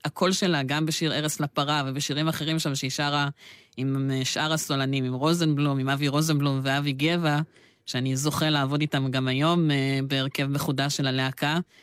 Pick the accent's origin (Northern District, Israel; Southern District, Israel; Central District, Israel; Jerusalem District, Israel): Southern District, Israel; Be'er Tuvia Regional Council; אני תושב מועצה אזורית באר טוביה